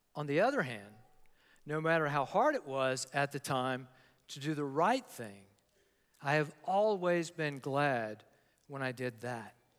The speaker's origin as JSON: {"language": "English", "town": "Newport News", "region": "Virginia", "country": "United States", "tie": "born or raised there", "said": "I grew up in Newport News, Virginia"}